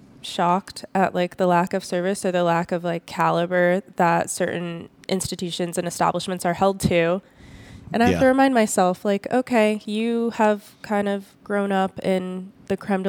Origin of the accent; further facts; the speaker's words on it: Las Vegas, Nevada, United States; also born or lived in Southern California; this is my hometown